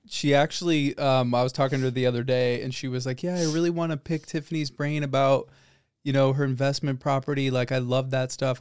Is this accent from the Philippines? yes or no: no; Northbrook, Illinois, United States; I grew up in Northbrook. I said that last time. Very, very upper middle class suburb of Chicago.